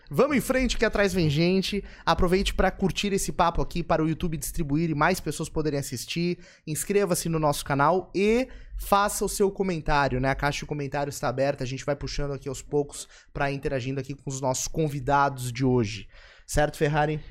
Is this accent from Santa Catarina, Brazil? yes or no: yes; São José, Santa Catarina, Brazil; eu sou de São José